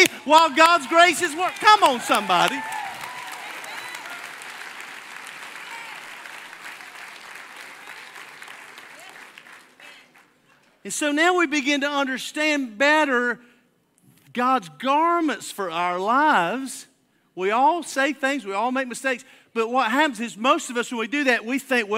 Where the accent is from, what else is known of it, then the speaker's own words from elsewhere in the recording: Alabama, United States; I'm from Alabama